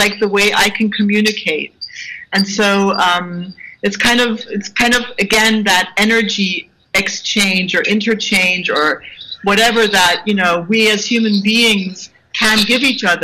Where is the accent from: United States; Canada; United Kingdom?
United States; When I was, I grew up in the States. My father was in the army, and I, I changed school every year.